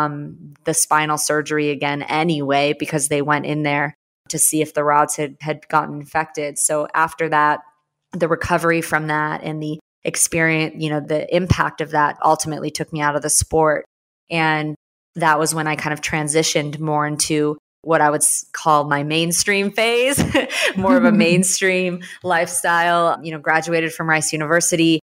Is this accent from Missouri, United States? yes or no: yes; St. Louis, Missouri, United States; moved away as an adult; also born or lived in Houston, Texas; growing up, I grew up in St. Louis